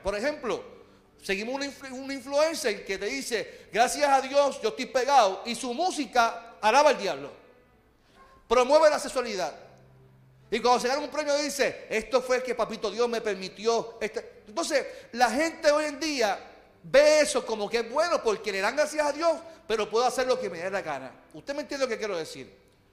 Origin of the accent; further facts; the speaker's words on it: Puerto Rico; Nosotros, como puertorriqueños